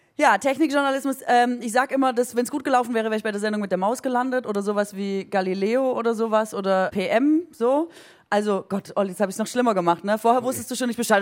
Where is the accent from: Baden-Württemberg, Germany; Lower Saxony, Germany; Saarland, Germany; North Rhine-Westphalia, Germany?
Baden-Württemberg, Germany; Aalen; ich komme aus Orla. Orla ist in Baden-Württemberg an der Grenze zu Bayern.